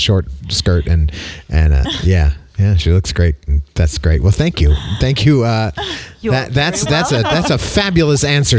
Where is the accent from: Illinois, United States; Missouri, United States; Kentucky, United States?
Illinois, United States; Arlington Heights; I'm from Arlington Heights, actually.